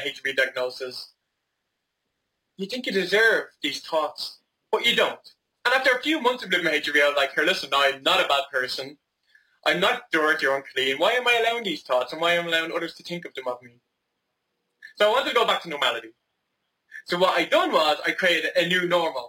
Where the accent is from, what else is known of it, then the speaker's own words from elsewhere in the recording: Dublin, Leinster, Ireland; I am from Dublin in Ireland